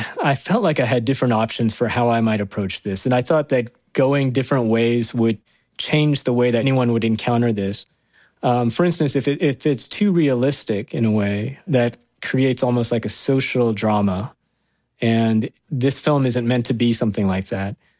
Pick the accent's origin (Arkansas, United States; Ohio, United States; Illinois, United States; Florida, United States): Arkansas, United States; I am that kid from Arkansas who grew up in a trailer home